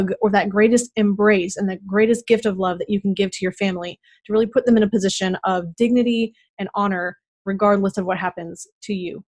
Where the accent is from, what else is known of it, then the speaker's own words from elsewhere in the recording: Moose Lake, Minnesota, United States; moved away; I grew up in Minnesota, and I realize that 18,000 is actually very large compared to some cities. I think, I can't even remember how many. I think our town had 1,800. And I lived there, we put in the second stoplight.